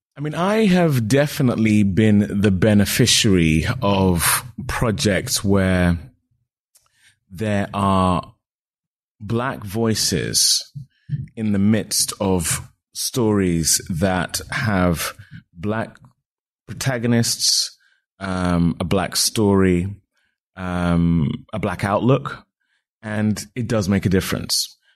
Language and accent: English; United Kingdom; I'm a British actor of Nigerian descent